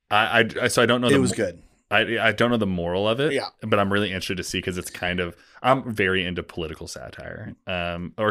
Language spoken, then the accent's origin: English; West Coast, United States; I grew up on the West Coast, like I just never, I was like, it was … or die.